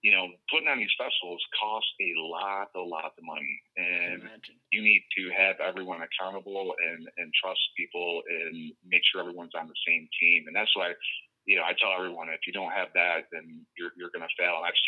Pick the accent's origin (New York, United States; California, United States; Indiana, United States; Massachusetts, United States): New York, United States; I'm a New Yorker